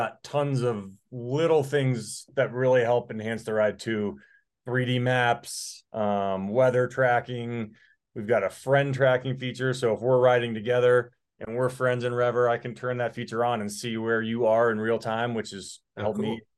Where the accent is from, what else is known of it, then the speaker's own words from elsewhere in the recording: Colorado, United States; I'm from Colorado